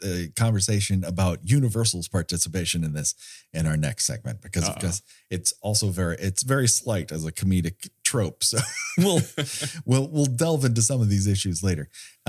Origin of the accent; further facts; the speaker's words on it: Glendale, California, United States; And so this means a lot to me because I grew up in Glendale, California.